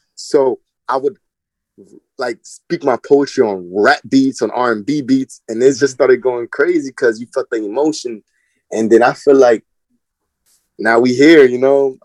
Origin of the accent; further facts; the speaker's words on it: Linden, New Jersey, United States; I'm from Linden, New Jersey